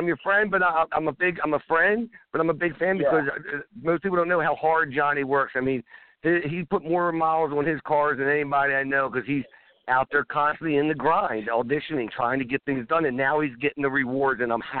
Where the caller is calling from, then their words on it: Baltimore, Maryland, United States; I'm calling from Baltimore, Maryland.